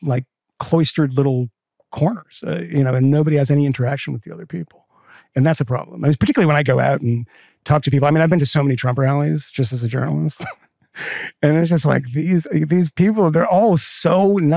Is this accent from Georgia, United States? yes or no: no; Massachusetts, United States; I grew up in Massachusetts